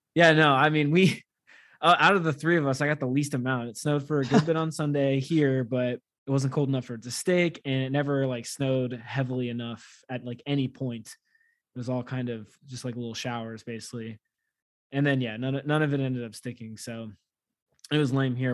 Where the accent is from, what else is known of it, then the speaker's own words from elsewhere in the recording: United States; as an American